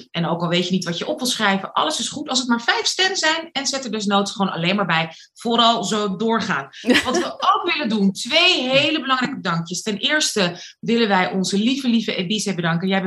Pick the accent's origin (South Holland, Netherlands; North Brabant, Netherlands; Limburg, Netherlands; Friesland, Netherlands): South Holland, Netherlands; Rotterdam; Ehm, ik ben 27 alweer. Geboren en getogen in Rotterdam.